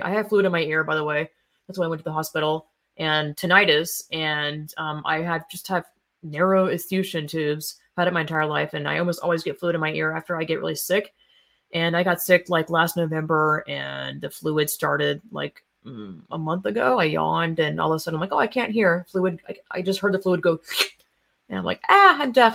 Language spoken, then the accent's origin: English; the South, United States; I'm from the South